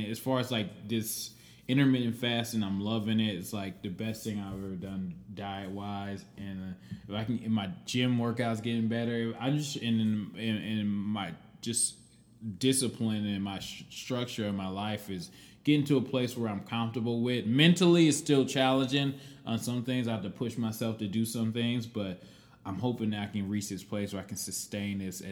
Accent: Cleveland, Ohio, United States; I'm from Cleveland and I'm a Cleveland Browns fan

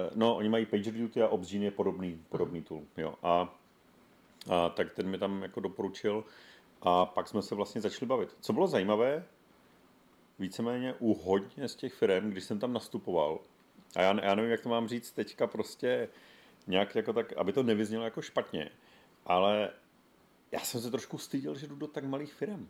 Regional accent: Zlín, Zlín Region, Czechia; ze Zlína

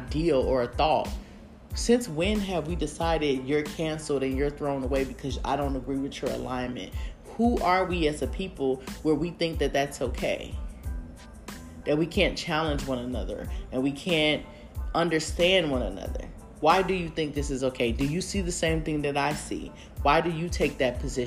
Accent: United States; we as American people

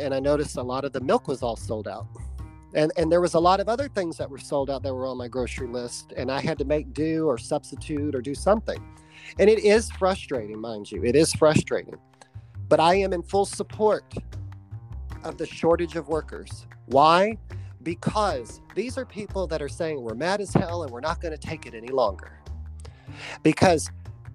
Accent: United States; as an American

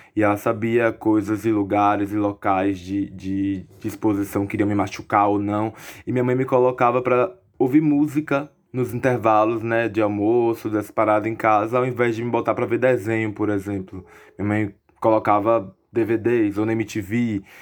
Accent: Alagoinhas, Bahia, Brazil; also born or lived in Salvador; eu sou de Alagoinhas, do interior da Bahia. Eu nasci em Salvador, mas sou de Alagoinhas, vivi minha vida toda aqui em Alagoinhas

